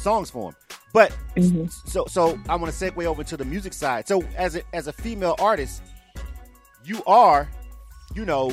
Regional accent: the South, United States; I'm from the South, more laid back.

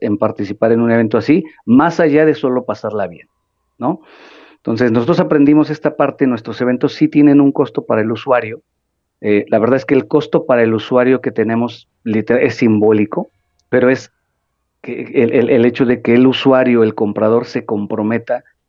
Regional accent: Mexico; como sociedad mexicana

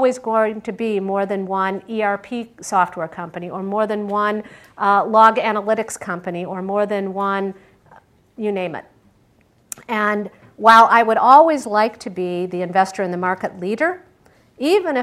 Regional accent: Michigan, United States; also born or lived in Pittsburgh, Pennsylvania; now in Silicon Valley, United States; I grew up in Michigan.

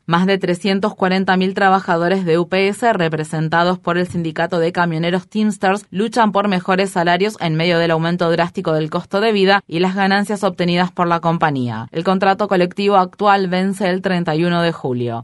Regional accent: Israel; soy un israelí

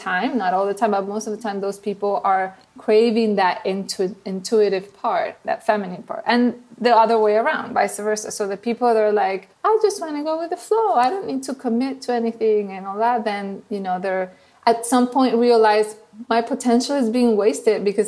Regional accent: Venezuela; accent: Venezuelan; English is a second language; moved away as an adult; now in United States; my accent that you probably hear is from Venezuela

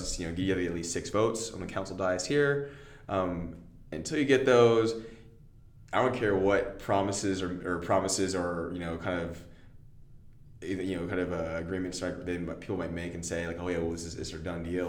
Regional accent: Austin, Texas, United States; I'm from Austin. My parents are here

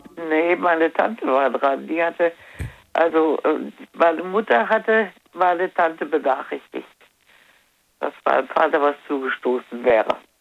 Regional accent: Wuppertal, North Rhine-Westphalia, Germany; now in Troisdorf, Germany; ich bin in Wuppertal ja geboren

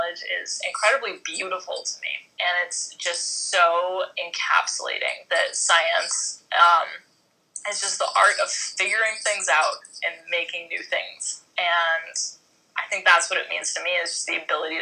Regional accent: East Coast, United States; I'm from the East Coast.

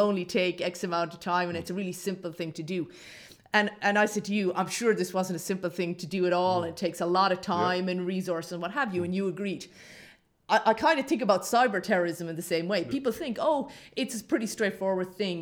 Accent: Ireland; I grew up in Ireland uh, in the 1980s and 1990s

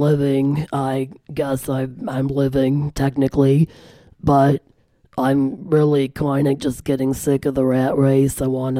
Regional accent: Germany; now in Grand Rapids, United States; Well, I'm mostly of German descent. I'm from Germany. Split my time between Germany and here in Grand Rapids, Michigan.

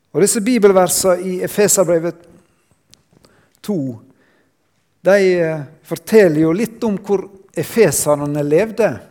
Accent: Sunnmøre, Møre og Romsdal, Norway; jeg kommer fra Sunnmøre

